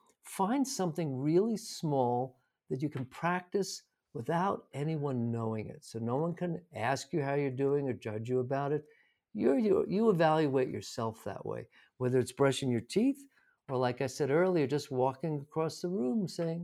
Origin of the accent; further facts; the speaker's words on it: New York City, New York, United States; now in Santa Fe, United States; Well, I'm from New York City originally. I now live in Santa Fe, New Mexico for the past 20 odd years.